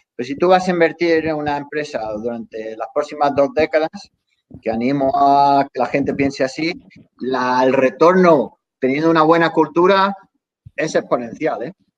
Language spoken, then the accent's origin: Spanish; Spain; now in Los Angeles, United States; somos los españoles